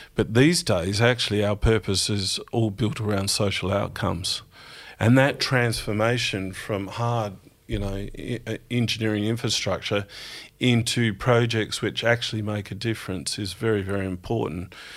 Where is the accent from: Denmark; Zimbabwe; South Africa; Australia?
Australia; Strathalbyn, South Australia; also born or lived in Adelaide; I grew up in South Australia, in country South Australia, in Strathalbyn.